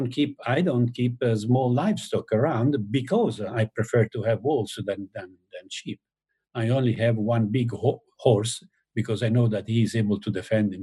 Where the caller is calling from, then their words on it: Tuscany, Italy; I mean, I'm talking now from Tuscany, my house in Tuscany, and I do have wolves in the forest down there.